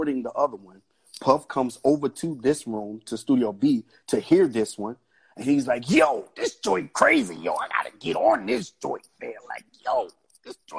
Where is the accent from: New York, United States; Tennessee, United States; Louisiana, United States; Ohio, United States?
Tennessee, United States; I grew up with Usher in Tennessee.